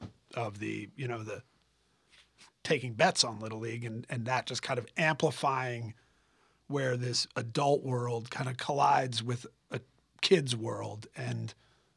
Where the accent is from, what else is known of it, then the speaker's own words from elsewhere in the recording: Los Angeles, California, United States; I grew up in Los Angeles